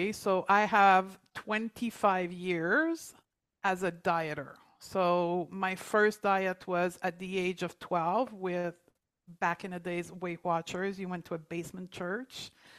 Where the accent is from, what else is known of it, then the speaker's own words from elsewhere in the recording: Canada; And then I closed my clinic in Toronto. We're both from Canada.